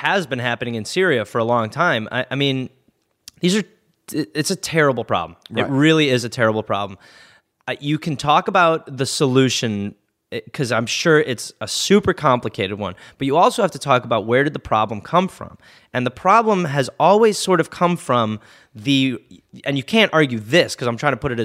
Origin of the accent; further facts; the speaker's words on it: United States; an American who is living in America